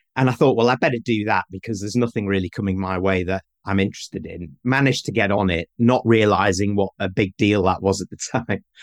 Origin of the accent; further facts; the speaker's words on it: Manchester, North West England, United Kingdom; moved away; I'm from the north of England. I'm from Manchester.